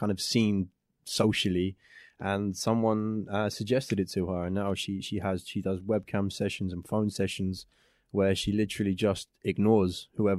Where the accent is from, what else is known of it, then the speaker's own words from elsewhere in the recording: England, United Kingdom; England, yeah.